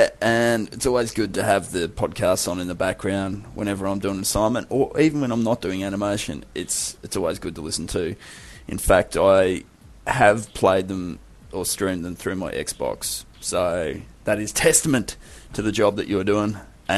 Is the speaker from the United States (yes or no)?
no; Australia; I'm from Australia.